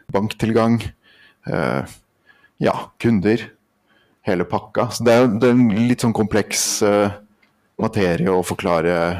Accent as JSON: {"language": "Norwegian", "town": "Andenes", "region": "Nordland", "country": "Norway", "also_born_or_lived": "Lillehammer", "said": "Jeg kommer fra Andenes oppe i nord, eh, Vesterålen"}